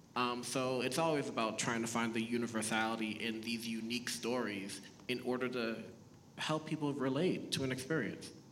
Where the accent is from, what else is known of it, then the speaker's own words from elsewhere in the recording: Boston, Massachusetts, United States; first language Haitian Creole; English is a second language; also born or lived in Haiti; I was born in Haiti, um, moved to the States when I was four. We moved to Boston, Massachusetts